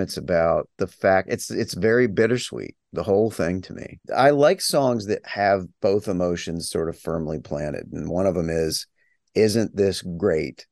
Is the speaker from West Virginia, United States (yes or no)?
yes; West Virginia, United States; moved away as an adult; I'm a long time gone from my hometown of s, the small little town in West Virginia.